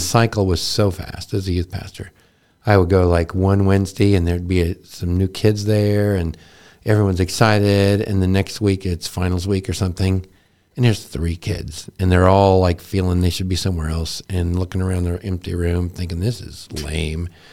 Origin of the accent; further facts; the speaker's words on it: Texas, United States; I was born in Texas the same year as the Dallas Cowboys